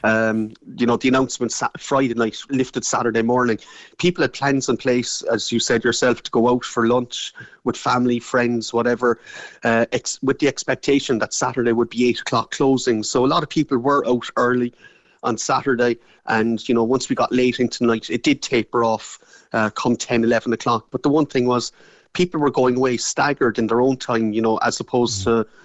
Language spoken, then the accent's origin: English; Ireland; we're Irish